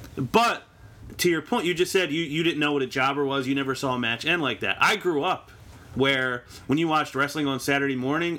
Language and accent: English; Philadelphia, Pennsylvania, United States; Yeah, we're from Philadelphia.